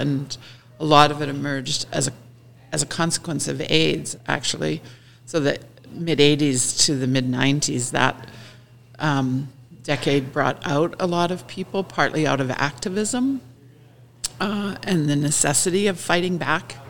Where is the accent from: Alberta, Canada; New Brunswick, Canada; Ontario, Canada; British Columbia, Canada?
Alberta, Canada; northern; moved away; I grew up in northern Alberta in a farming area